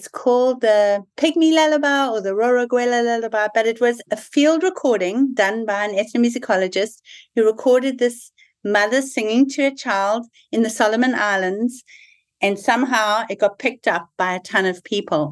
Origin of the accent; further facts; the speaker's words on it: South Africa; moved away; So I'm South African born, and a lot of my thinking is very shaped by having been born in South Africa. I lived through the apartheid transition.